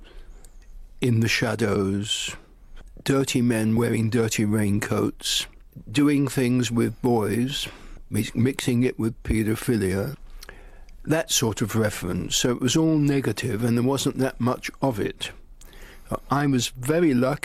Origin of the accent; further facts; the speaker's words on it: London, United Kingdom; I'm a Londoner and I left home at 18 to go and live in a bedsit in the West End